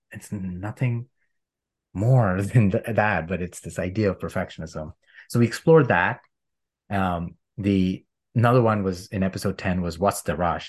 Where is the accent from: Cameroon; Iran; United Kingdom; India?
India; moved away; I grew up in India